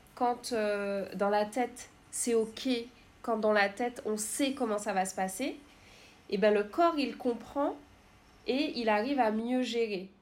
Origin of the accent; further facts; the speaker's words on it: Martinique; je suis martiniquaise